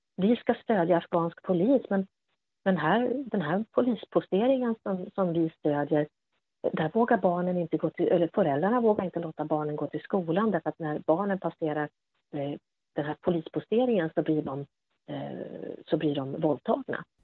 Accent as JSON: {"language": "Swedish", "country": "Sweden", "said": "att komma som, som svensk kvinna till exempel och, och möta afghanska män var ju oftast väldigt okomplicerat"}